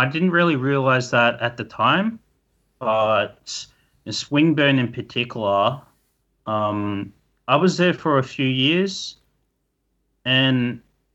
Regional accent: Echuca, Victoria, Australia; moved away; growing up in Echuca, going back pretty much every year to camp along the river

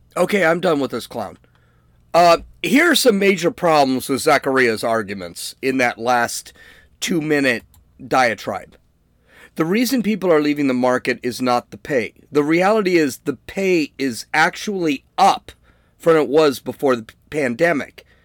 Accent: United States; I'm an American

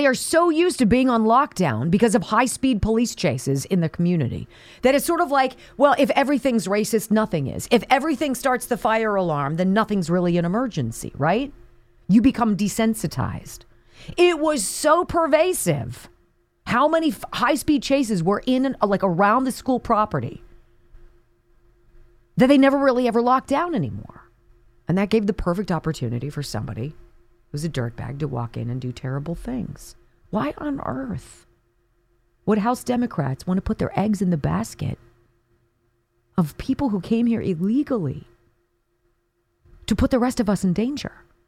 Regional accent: Enterprise, Alabama, United States; There was a newlywed couple from my hometown of Enterprise, Alabama, named Angel and Jeremy Say.

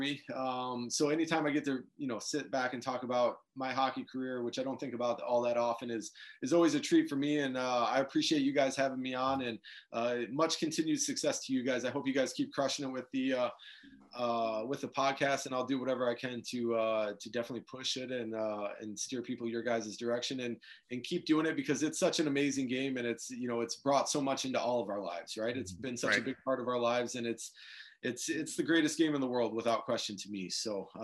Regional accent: Detroit, Michigan, United States; Growing up in the Detroit area

